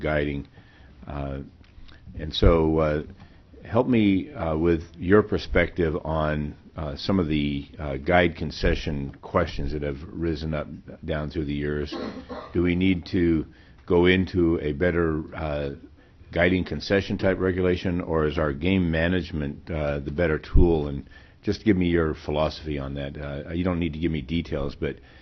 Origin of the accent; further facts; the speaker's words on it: Nenana, Alaska, United States; my hometown, Nenana